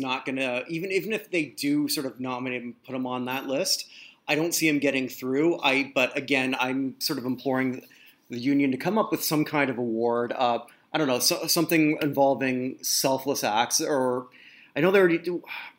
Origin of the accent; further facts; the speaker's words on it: Canada; I'm a Canadian.